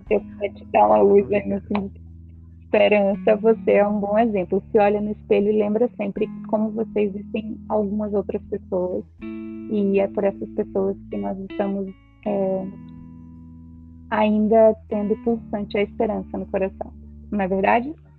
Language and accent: Portuguese; Feira de Santana, Bahia, Brazil; now in Ceará, Brazil; Feira de Santana, lugar de onde eu nasci, moro no Ceará